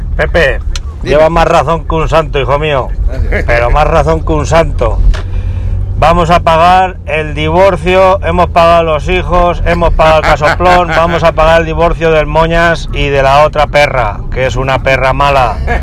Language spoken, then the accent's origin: Spanish; Spain; en mi país, España